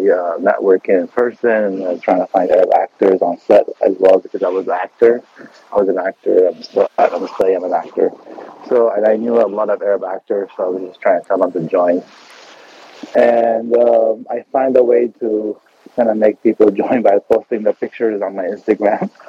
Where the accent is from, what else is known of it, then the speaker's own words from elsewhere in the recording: Beirut, Beirut Governorate, Lebanon; now in United States; انا من بيروت لبنان